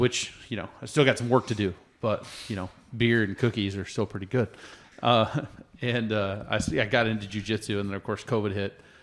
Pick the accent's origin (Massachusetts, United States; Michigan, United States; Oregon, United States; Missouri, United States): Oregon, United States; now in Colorado, United States; I grew up in Oregon